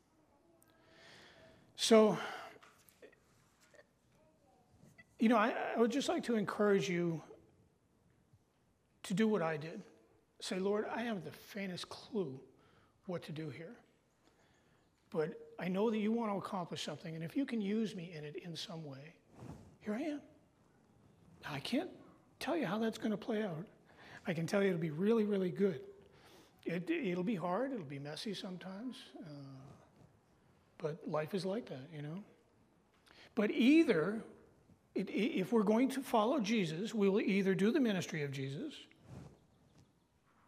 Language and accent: English; Massachusetts, United States; now in North Country, United States; I was born in Massachusetts